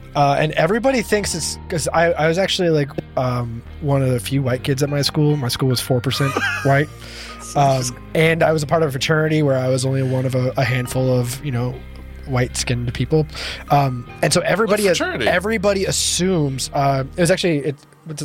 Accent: Rialto, California, United States; Oh. Rialto, California? Know. San Bernardino?

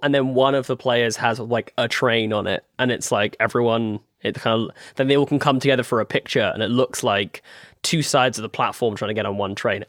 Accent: United Kingdom; in the U K, we

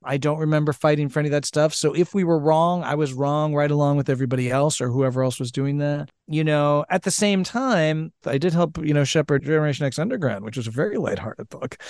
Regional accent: Nebraska, United States; I'm from Nebraska

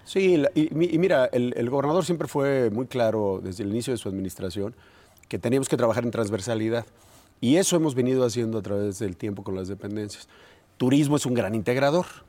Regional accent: Guanajuato, Mexico; todos los guanajuatenses

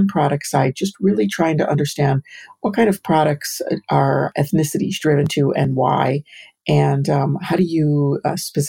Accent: Chicago, Illinois, United States; now in New York, United States; growing up in the suburbs of Chicago and the city of Chicago

